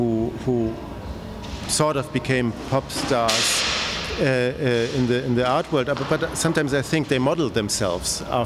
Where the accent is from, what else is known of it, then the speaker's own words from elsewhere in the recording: West Germany, Germany; I'm growing up in Germany, in West Germany